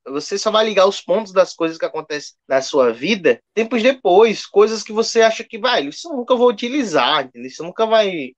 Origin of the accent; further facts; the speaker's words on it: Garanhuns, Pernambuco, Brazil; also born or lived in Joaquim Nabuco, Pernambuco / São Paulo; eu nasci aqui em Joaquim Nabuco, Pernambuco, Mata Sul de Pernambuco, mas morei um tempo em São Paulo, quando era bem mais novo, bem, bem, bem criança, bem bebê mesmo. E muito mais tempo da minha vida morei em Garanhuns, Pernambuco